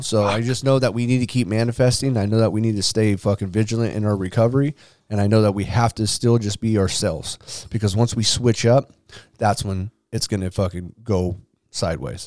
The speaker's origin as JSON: {"language": "English", "town": "San Diego", "region": "California", "country": "United States", "tie": "born or raised there", "said": "I grew up in Claremont too with my grandma"}